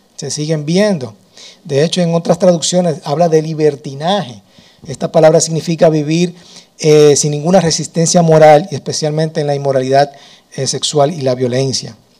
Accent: Dominican Republic; yo nací en República Dominicana

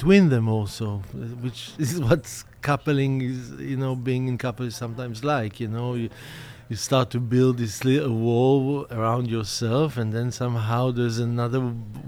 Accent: Israel; growing up in Israel

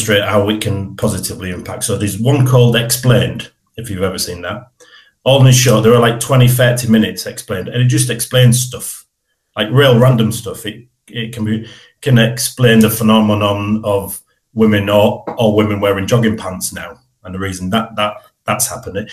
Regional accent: Hull, Yorkshire and the Humber, United Kingdom; I was brought up in Brandsham. So I was born and bred in Brandsham.

